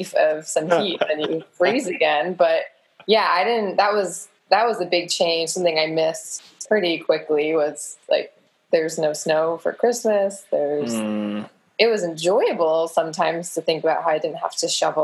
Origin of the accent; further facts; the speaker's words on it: Essex, Vermont, United States; moved away as an adult; also born or lived in New York / Texas / Massachusetts; now in Williston, United States; I grew up in Essex before moving away from Vermont and grew up in the same neighborhood that Brent currently lives